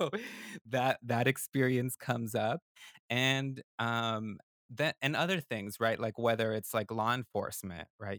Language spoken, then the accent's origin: English; West Coast, United States; English is a second language; now in Durham, North Carolina, United States; I was born on the West Coast, I'm a northerner